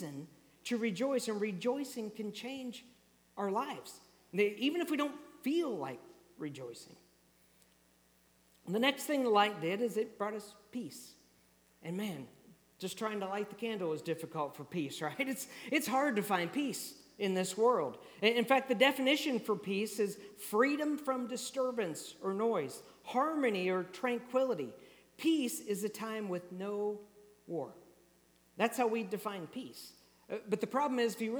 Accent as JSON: {"language": "English", "region": "Kansas", "country": "United States", "tie": "born or raised there", "moved": "yes", "said": "I grew up in Kansas, already mentioned that, and so when I grew up, we experienced tornadoes a lot."}